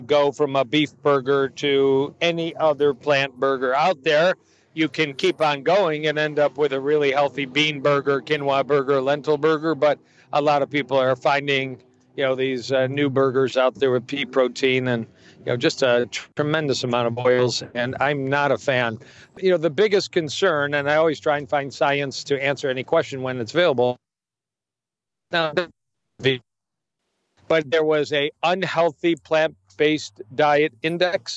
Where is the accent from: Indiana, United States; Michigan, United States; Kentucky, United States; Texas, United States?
Michigan, United States; Detroit; I'm in Detroit, Michigan, as we're talking, my hometown